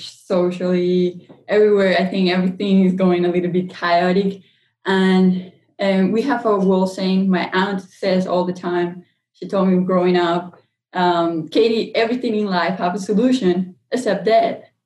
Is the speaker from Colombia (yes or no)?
yes; Colombia; moved away; I'm actually from Colombia, South America